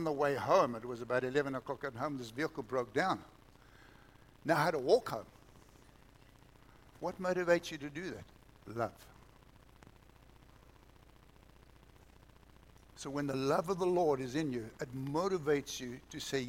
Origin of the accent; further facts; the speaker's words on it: South Africa; moved away; We didn't even have TV when I was growing up in South Africa